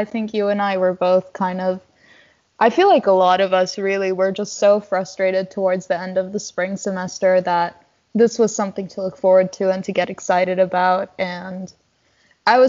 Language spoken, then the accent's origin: English; Lebanon; moved away; I was born and raised in Lebanon.